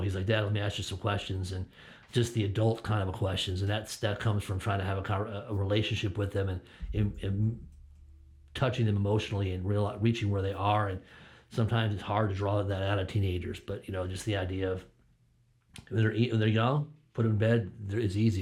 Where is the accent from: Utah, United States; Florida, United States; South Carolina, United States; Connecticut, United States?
Connecticut, United States; moved away; I'm born and raised in Connecticut